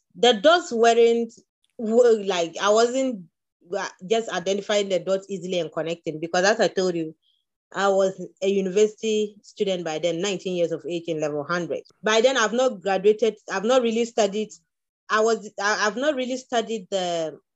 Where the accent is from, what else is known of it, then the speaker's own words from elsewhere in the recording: Upper West, Ghana; growing up in Upper West